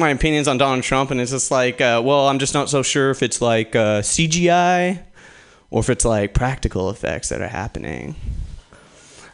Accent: Portland, Oregon, United States; Originally, I'm actually from Portland, Oregon

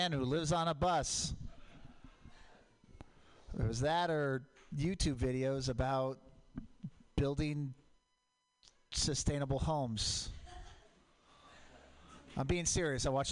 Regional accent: Portland, Oregon, United States; I grew up in Portland. Mount Hood, volcanic

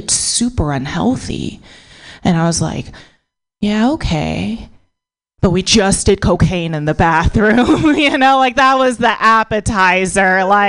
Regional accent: United States; born there; So my parents are, so I was born in America, but my parents are immigrants. So my parents are Buddhist Chinese immigrants

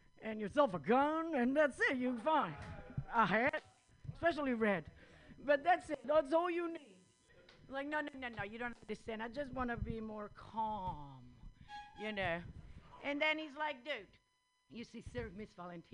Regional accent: Italy; English is a second language; moved away; also born or lived in India; I'm from Italy

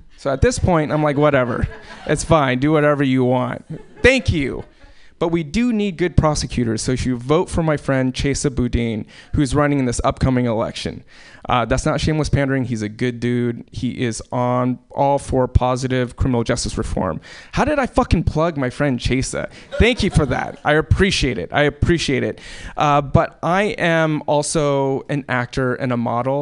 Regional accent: Alaska, United States; born or raised there

